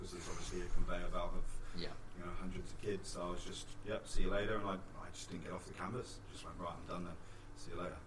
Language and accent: English; England, United Kingdom; moved away as an adult; also born or lived in United States; now in New Zealand; As English coaches